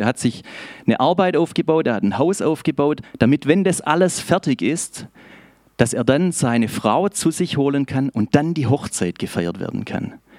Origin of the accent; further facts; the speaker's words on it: Schorndorf, Baden-Württemberg, Germany; accent: Swabian; ich bin aus Schorndorf und ich hoffe, ihr habt etwas Gnade mit mir, sollte ich ins Schwäbische abschweifen